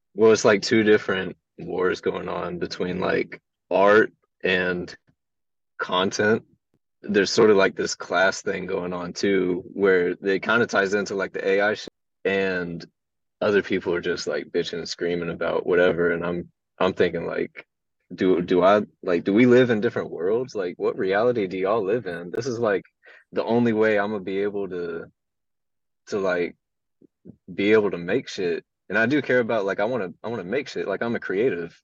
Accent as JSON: {"language": "English", "town": "Houston", "region": "Texas", "country": "United States", "said": "I come from Houston"}